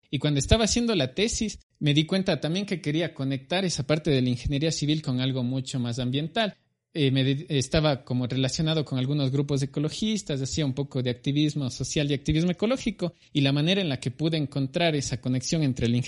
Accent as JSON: {"language": "Spanish", "town": "Cuenca", "region": "Azuay", "country": "Ecuador", "said": "Bueno, yo soy de Cuenca, al sur del Ecuador. Nací en 1987, actualmente tengo 33 años."}